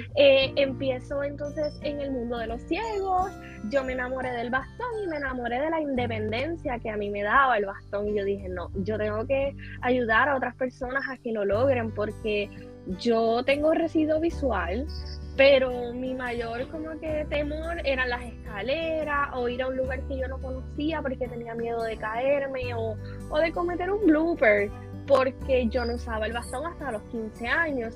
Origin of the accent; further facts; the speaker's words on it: San Germán, Puerto Rico; en mi caso que soy de San Germán